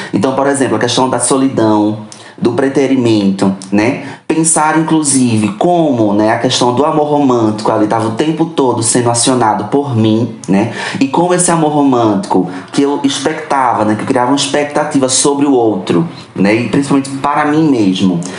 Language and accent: Portuguese; Recife, Pernambuco, Brazil; sou de Recife, ali em Pernambuco.